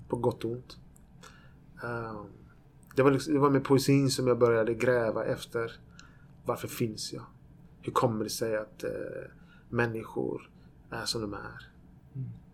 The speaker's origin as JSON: {"language": "Swedish", "town": "Växjö", "region": "Kronoberg County", "country": "Sweden", "tie": "born or raised there", "also_born_or_lived": "Borås", "moved": "as an adult", "lives_now": "Gothenburg, Sweden", "said": "Jag föddes i Borås, i Norrby i Borås, som var ett miljonprogramsområde i Borås. Vi bodde där i sju år. Sen flyttade vi till Växjö, där jag bodde i tio år."}